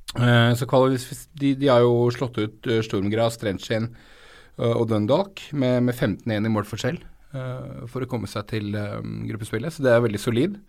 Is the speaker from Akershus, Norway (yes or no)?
yes; Romerike, Akershus, Norway; jeg vokste opp på Romerike